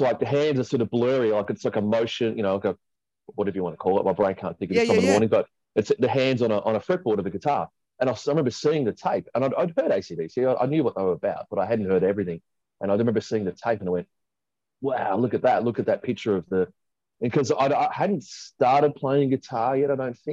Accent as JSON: {"language": "English", "country": "Australia", "said": "being Australian as well, it's just so ingrained in our culture"}